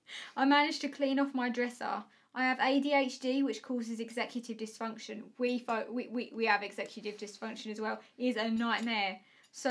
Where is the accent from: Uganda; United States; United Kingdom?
United Kingdom; Essex, East of England; accent: Essex; People think I'm stupid because of my Essex accent.